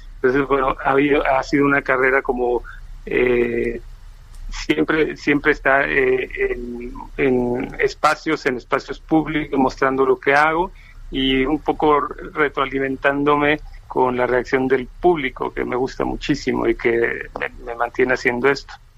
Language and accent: Spanish; Mexico City, Mexico; also born or lived in Uruapan, Michoacán; En la Ciudad de México yo llegué de Uruapan con toda la familia cuando tenía nueve años, hace ya muchos, y me quedé en la Ciudad de México